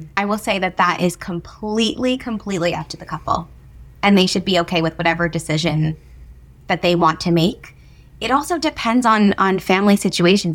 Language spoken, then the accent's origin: English; New Jersey, United States; moved away as an adult; now in New York City, United States; I grew up in New Jersey, so moving to New York City was not a, a big thing